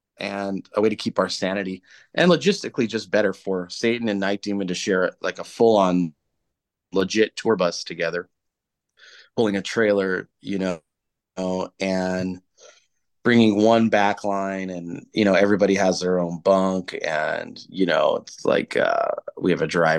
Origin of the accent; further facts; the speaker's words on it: United States; moved away as an adult; now in England; growing up in the States, and like, I still hear it back home.